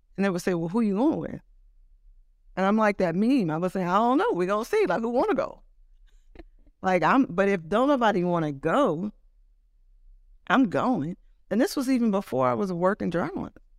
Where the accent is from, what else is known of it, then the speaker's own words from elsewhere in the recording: Oakland, California, United States; moved away as an adult; also born or lived in New York; now in Los Angeles, United States; I was born in Oakland. Um, I moved to, we moved to Los Angeles when I was about ten, and then I moved back to the Bay Area when I was seventeen or eighteen